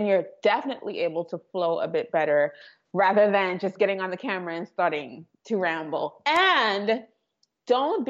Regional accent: Trinidad & Tobago; moved away; I am from Trinidad and Tobago. So I was born in the Caribbean and I have an accent.

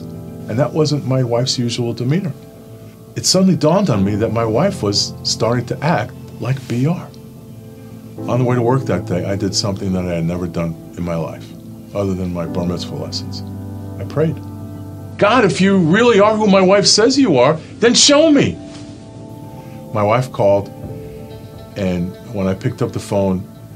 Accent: New York City, New York, United States; I grew up in Brooklyn, New York, in a neighborhood called Bensonhurst

